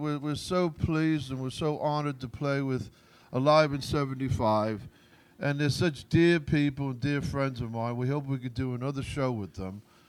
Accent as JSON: {"language": "English", "town": "Aston", "region": "West Midlands", "country": "United Kingdom", "tie": "born or raised there", "said": "They're from my hometown, Aston, England."}